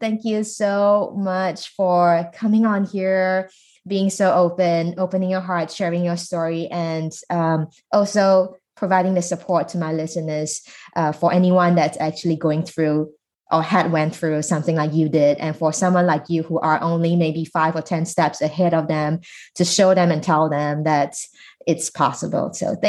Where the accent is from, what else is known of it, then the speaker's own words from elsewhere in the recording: Singapore; moved away as an adult; now in United States; it also made me think about how much I knew about my home country in Singapore.